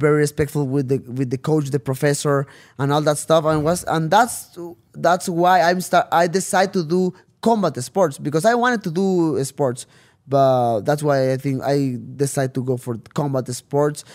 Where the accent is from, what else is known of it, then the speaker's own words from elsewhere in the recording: Tijuana, Baja California, Mexico; first language Spanish; English is a second language; I came back to Tijuana